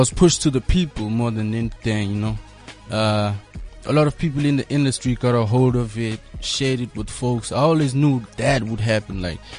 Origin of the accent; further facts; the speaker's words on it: Johannesburg, Gauteng, South Africa; also born or lived in Matatiele, Eastern Cape; I was born in Joburg